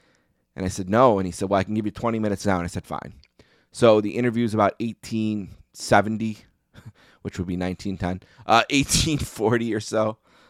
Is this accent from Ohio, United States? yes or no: no; Buffalo, New York, United States; growing up in Buffalo here